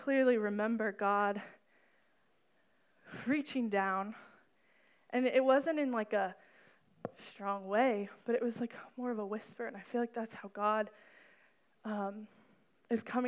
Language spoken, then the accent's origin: English; Danville, United States; My hometown is Danville